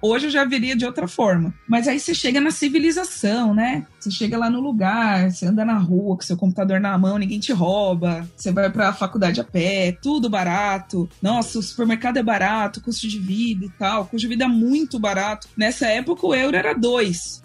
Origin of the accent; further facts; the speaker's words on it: Brazil; moved away as an adult; also born or lived in Paris / Buenos Aires; eu sou brasileira